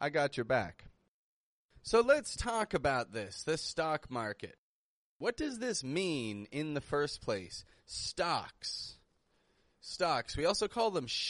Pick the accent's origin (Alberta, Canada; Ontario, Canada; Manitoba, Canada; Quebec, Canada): Ontario, Canada; Toronto; moved away as an adult; now in Mexico; I'm from Toronto. That's in Canada.